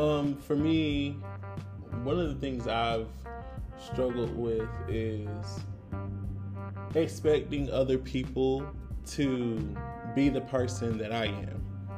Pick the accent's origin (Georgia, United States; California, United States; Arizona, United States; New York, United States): Georgia, United States; Augusta; moved away; I've been to my hometown, Augusta, 50 million times.